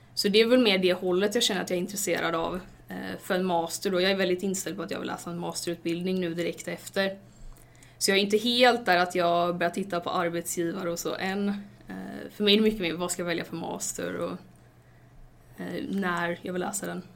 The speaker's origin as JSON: {"language": "Swedish", "town": "Stenungsund", "region": "Västra Götaland", "country": "Sweden", "moved": "as an adult", "lives_now": "Gothenburg, Sweden", "said": "jag kommer från Stenungsund, inte jättelångt från Göteborg"}